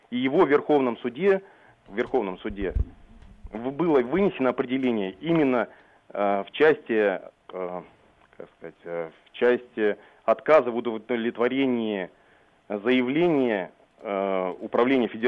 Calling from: Moscow, Russia; я из Москвы вам звоню

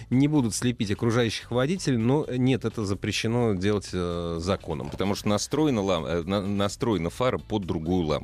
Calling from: Orsk, Orenburg Oblast, Russia; С города Орска, Оренбургская область.

